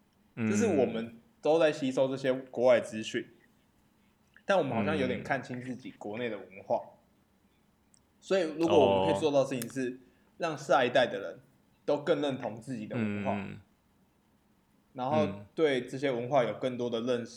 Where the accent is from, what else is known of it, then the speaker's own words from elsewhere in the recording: Taiwan; 我觉得台湾人是蛮自卑的一个民族。